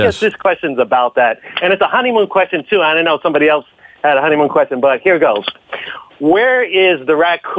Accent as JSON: {"language": "English", "town": "New York City", "region": "New York", "country": "United States", "said": "I'm a New Yorker, too. I'm from the Bronx."}